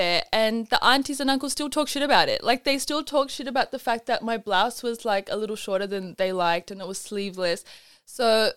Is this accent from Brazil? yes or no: no; Australia; growing up in Australia, we had a lot of access to traditional like South Asian clothing